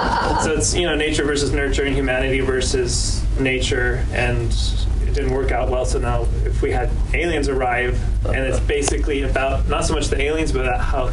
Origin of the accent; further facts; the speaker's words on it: New York, United States; But I'm from New York, so it's just a treat to come out here with all the filmmakers every year.